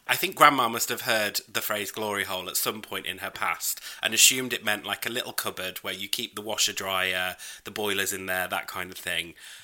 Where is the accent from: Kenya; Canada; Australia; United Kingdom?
United Kingdom; I'm British.